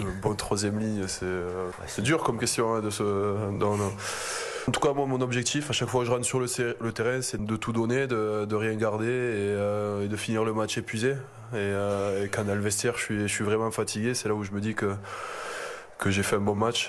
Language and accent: French; France; je suis né en France. J'ai toujours grandi en France